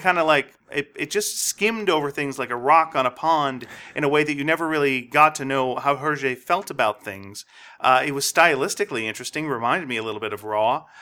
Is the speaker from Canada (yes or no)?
yes; Montreal, Quebec, Canada; I was growing up in Montreal